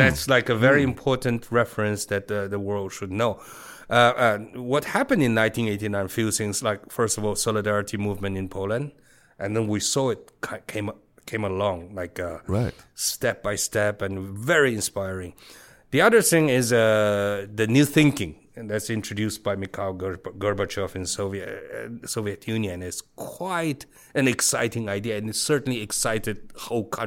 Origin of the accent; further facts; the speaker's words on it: Beijing, China; English is a second language; moved away as an adult; now in Taiwan; I was born and raised in Beijing in Hepingli area.